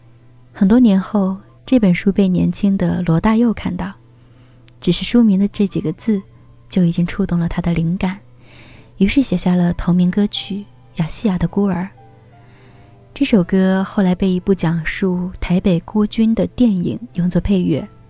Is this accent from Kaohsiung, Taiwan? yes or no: yes; Kaohsiung, Taiwan; 小时候，父亲告诉我我是四川巫山人，但我生在台湾。在眷村，我说自己是台湾人，同伴们说你明明是外省人。来了大陆，你们说我是台胞。